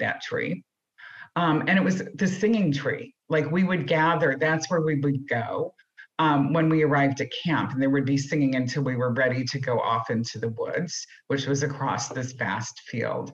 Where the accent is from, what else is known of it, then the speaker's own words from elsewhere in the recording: St. Louis, Missouri, United States; I grew up in St. Louis, Missouri.